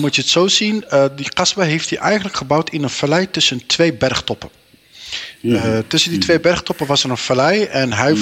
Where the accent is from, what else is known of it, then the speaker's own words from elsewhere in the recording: Meppel, Drenthe, Netherlands; geboren en getogen in Nederland, in, eh, in Meppel, Drenthe